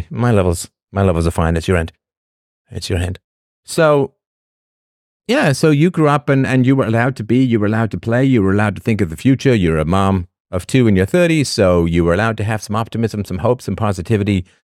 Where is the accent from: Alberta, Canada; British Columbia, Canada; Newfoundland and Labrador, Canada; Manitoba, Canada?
Newfoundland and Labrador, Canada; Oh, I'm from Newfoundland. I'm a cross between Trailer Park Boys and the Wildings from Game of Thrones.